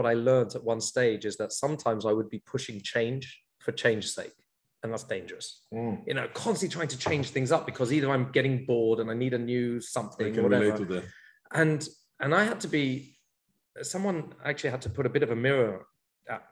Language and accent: English; London, United Kingdom; moved away as an adult; now in Israel; I grew up in London, and I've been living here in Israel now for almost 23 years